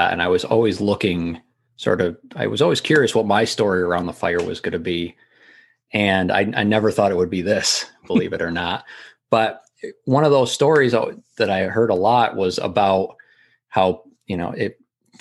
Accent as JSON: {"language": "English", "region": "Massachusetts", "country": "United States", "tie": "born or raised there", "said": "training for it in my hometown."}